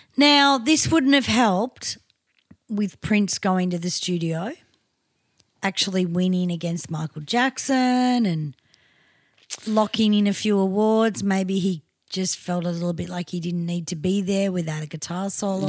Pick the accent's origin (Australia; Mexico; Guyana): Australia; as an Australian